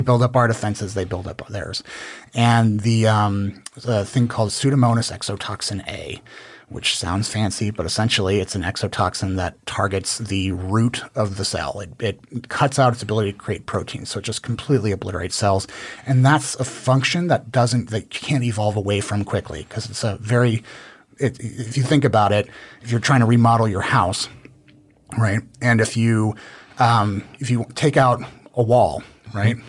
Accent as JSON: {"language": "English", "town": "Dallas", "region": "Texas", "country": "United States", "tie": "born or raised there", "also_born_or_lived": "Newport, Rhode Island", "lives_now": "Austin, United States", "said": "I'm originally from Newport, Rhode Island, okay. um, but kind of mostly grew up in the Dallas area"}